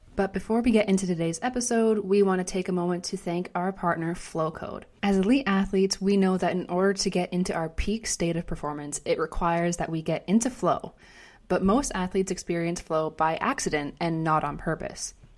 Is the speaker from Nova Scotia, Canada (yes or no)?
no; Ontario, Canada; moved away as an adult; I grew up in Ontario, went out to, to university and played for five years on the East Coast, ended up moving overseas